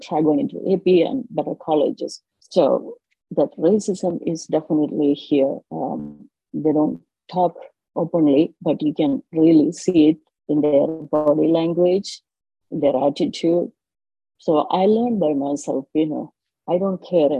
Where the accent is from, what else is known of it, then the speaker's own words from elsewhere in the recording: India; moved away as an adult; now in United States; I born and brought up in India, did my master's and PhD in India